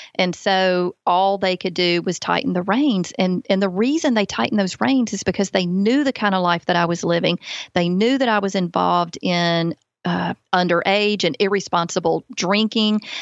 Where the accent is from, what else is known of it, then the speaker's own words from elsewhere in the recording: Alabama, United States; accent: Southern; born and raised in Alabama